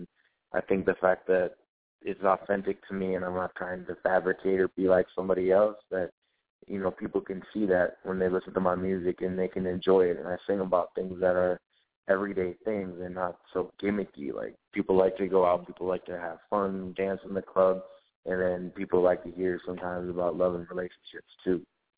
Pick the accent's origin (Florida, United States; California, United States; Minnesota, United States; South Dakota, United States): Minnesota, United States; Minneapolis; I was raised in Minneapolis, you know, because my father was in the Navy. He was in for 37 years, so we traveled around like crazy.